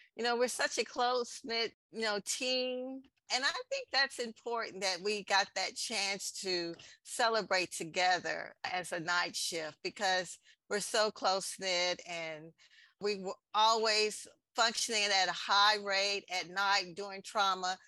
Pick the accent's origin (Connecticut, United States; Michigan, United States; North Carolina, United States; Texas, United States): Texas, United States; San Antonio, in my home state, Texas